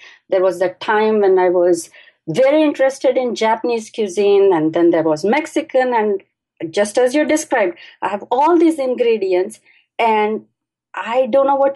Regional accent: Bangalore, Karnataka, India; I was born and I grew up in Bangalore, and that's in India

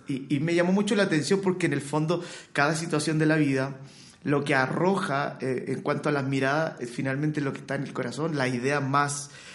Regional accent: Chile; soy chileno

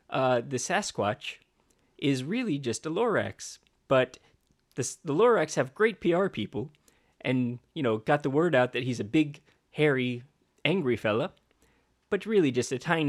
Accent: Canada; Oh, yes. I gotcha, because I'm Canadian.

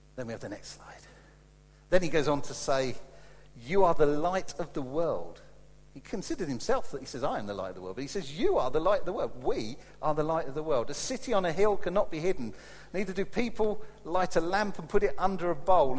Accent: United Kingdom; as British people

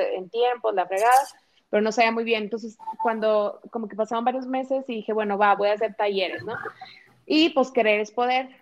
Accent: Monterrey, Nuevo León, Mexico; now in Morelia, Mexico; soy regia, actualmente vivo en Morelia por cuestiones ahí familiares

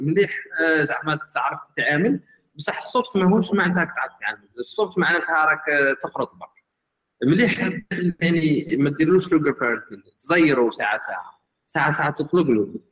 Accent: Algeria; أنا جزائري

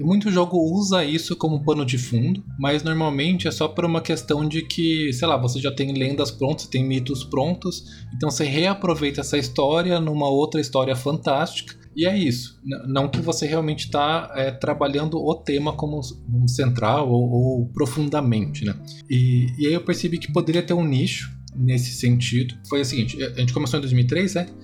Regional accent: Dourados, Mato Grosso do Sul, Brazil; Dourados, Mato Grosso do Sul, né, de onde eu nasci

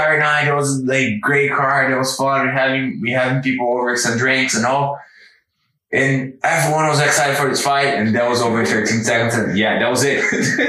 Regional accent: Brazil; now in Canada; And if fighting at home, like Brazil, I'm from Brazil, but like my fighting home, it's here.

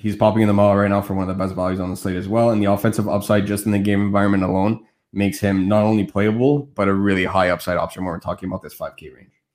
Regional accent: Montreal, Quebec, Canada; I speak French. I'm from Montreal.

